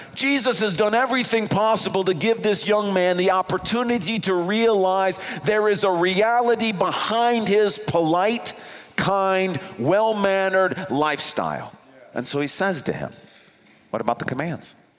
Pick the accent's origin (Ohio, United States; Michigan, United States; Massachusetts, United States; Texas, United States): Michigan, United States; East Grand Rapids; I grew up in East Grand Rapids